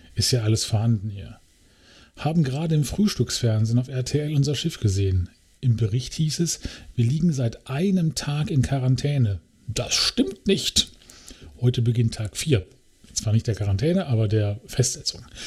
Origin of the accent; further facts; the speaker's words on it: Germany; dass wir Deutsche sind